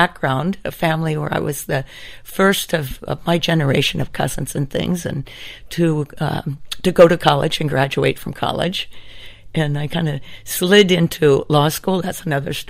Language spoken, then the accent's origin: English; United States; accent: American; moved away as an adult; also born or lived in Hawaii; now in Stockholm, Sweden; as anyone could probably pick up from my accent, I'm actually an American